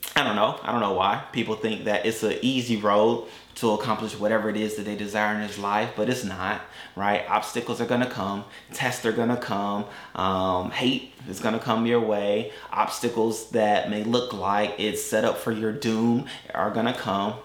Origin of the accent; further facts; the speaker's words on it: Atlanta, Georgia, United States; moved away as an adult; also born or lived in Augusta, Georgia / Valdosta, Georgia; now in Tampa, United States; Then they moved to Atlanta